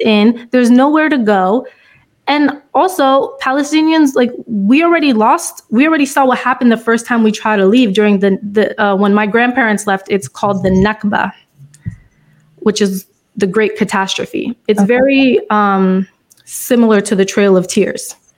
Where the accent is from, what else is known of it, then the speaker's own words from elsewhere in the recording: United States; as an American, as an African American